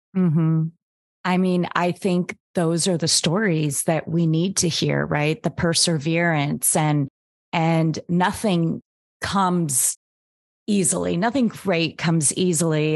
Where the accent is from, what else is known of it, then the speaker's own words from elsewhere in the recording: Anchorage, Alaska, United States; now in Miami, United States; I grew up in Anchorage, Alaska